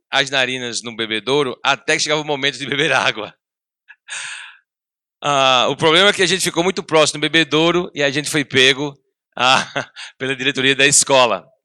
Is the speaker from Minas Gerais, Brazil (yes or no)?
no; Paraíba, Brazil; eu sou, sou paraibano de coração, Sou filho de, filho de pernambucanos. Ah, meu, pai, é meu pai é ministro do Evangelho, ah, lá em João Pessoa.